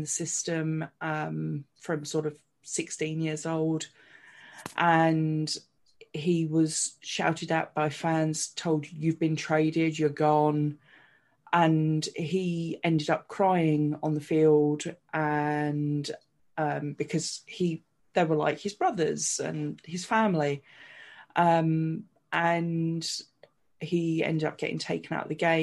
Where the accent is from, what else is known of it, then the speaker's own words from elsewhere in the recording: United Kingdom; I'm a British woman